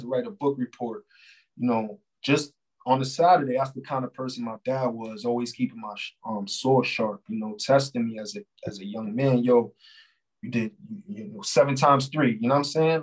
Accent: New York, United States; I'm from New York

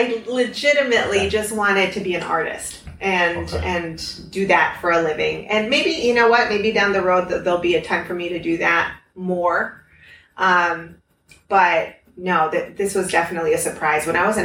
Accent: Lima, Peru; also born or lived in Norwalk, Connecticut, United States; Yeah. And when I was three, we moved to Peru. I'm the last of three kids. My mom's Peruvian.

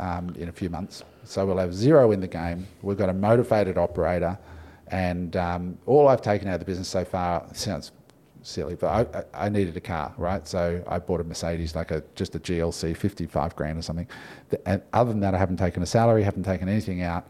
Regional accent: Australia; I'm Aussie

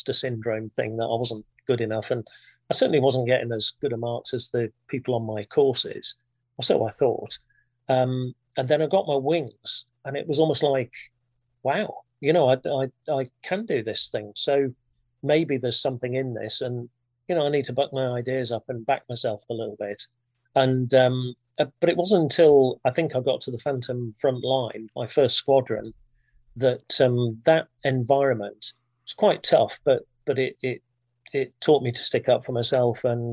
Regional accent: Thirsk, Yorkshire and the Humber, United Kingdom; I grew up in a small town in North Yorkshire called Thirsk

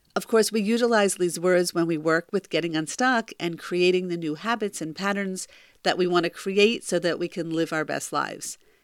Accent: close to Philadelphia, Pennsylvania, United States; my hometown close to Philadelphia

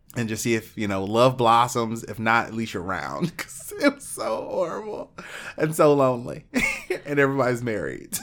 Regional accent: Alaska, United States; moved away; I lived in a town of twelve hundred people

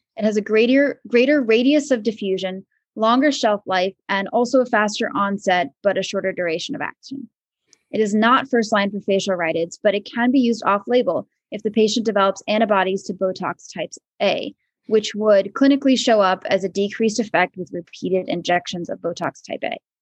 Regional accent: Maryland, United States; moved away as an adult; also born or lived in Vermont / Philadelphia, Pennsylvania; now in Danville, United States; I grew up in Maryland

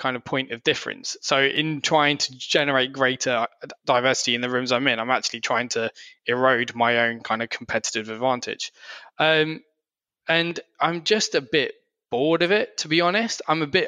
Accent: Surrey, South East England, United Kingdom; I grew up in Surrey

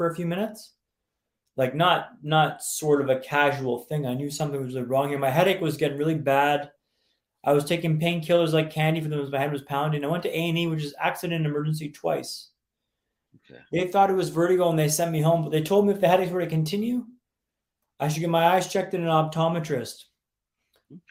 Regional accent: Vancouver, British Columbia, Canada; also born or lived in London, England / Sweden; I'm from Vancouver, Canada, which is where I'm calling you from today

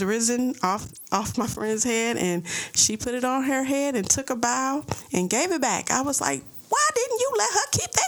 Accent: St. Louis, Missouri, United States; accent: St. Louis; I'm from St. Louis. You know, I had my little St. Louis accent.

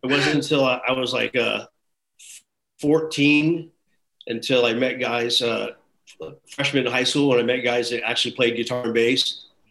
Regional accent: Bakersfield, California, United States; also born or lived in San Leandro, California / Kansas / Los Angeles / Huntington Beach; I was born in San Leandro, up by Oakland. Okay. Then yeah, I moved to Kansas for a couple years, and then to Bakersfield until I was 17, then down

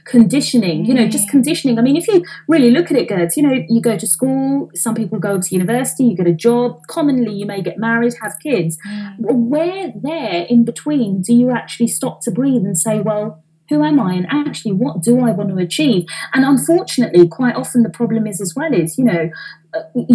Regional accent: London, United Kingdom; I'm an Indian girl, right, from East London

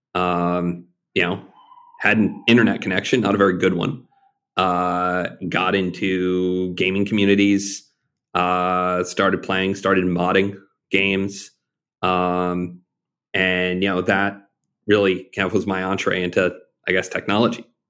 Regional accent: Arkansas, United States; five-year-old growing up in Arkansas

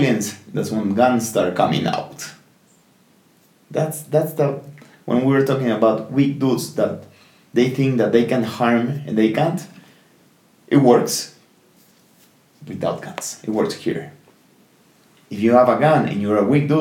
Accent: Peru; I'm from here, like, I'm from Peru

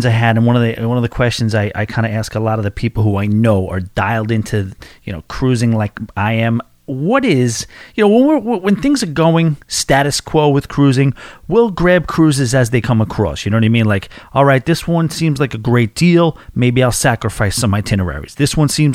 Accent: New York, United States; I'm from New York

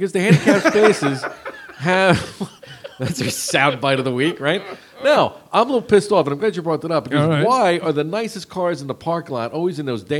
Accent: Jersey Shore, New Jersey, United States; growing up in the Jersey Shore

